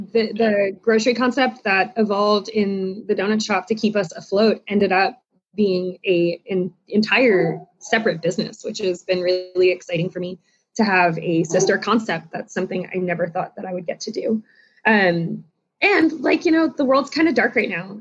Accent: South Florida, United States; moved away as an adult; now in Charlotte, United States; I grew up in South Florida and ended up in Charlotte about 15 years ago

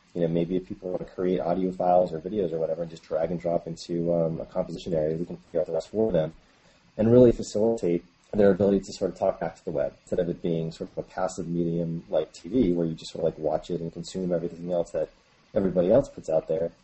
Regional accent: New Hampshire, United States; now in San Francisco, United States; I'm originally actually from the East Coast of the U.S., um, New Hampshire, actually, a small town, and I currently live in San Francisco.

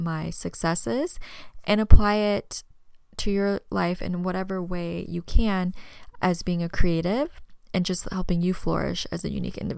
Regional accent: Tempe, Arizona, United States; also born or lived in Kansas; I was raised here in Arizona, born in Tempe, but I spent my summers in my mom's hometown in Kansas

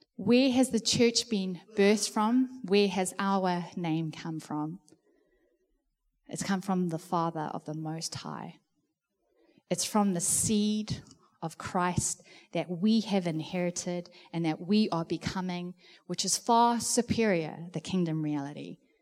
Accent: South Africa; now in New Zealand; being a South African

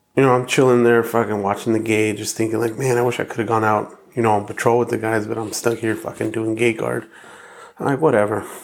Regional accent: Hacienda Heights, California, United States; also born or lived in La Puente, California; So I grew up in La Puente in Heights, um, when my parents first had us, they uh, we were in La Puente, and then like about at six or seven, we moved to Hacienda Heights, and then I was there till about seventeen

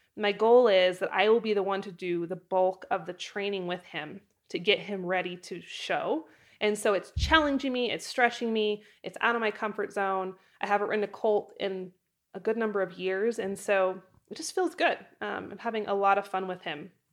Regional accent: Idaho, United States; moved away as an adult; also born or lived in Wyoming; move from my hometown in Idaho to Wyoming when I was eighteen years old

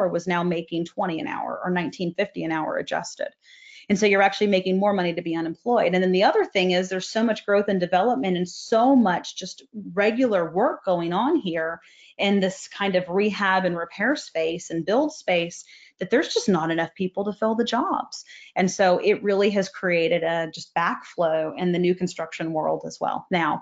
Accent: Texas, United States; I'm from Texas

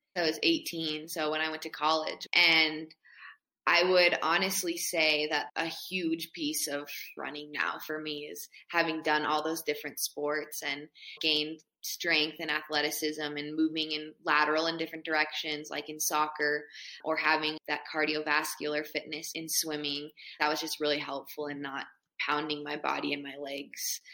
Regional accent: Boulder, Colorado, United States; I grew up in Boulder, Colorado.

